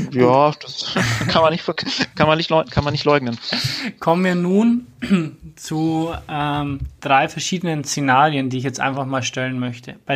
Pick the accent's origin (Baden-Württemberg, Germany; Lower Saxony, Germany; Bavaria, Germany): Bavaria, Germany; also bei uns in Bayern sagt man im Block